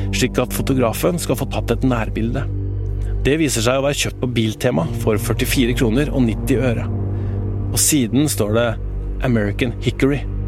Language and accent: Norwegian; Indre Østfold, Norway; Jeg vokste sjøl opp i Indre Østfold langs E18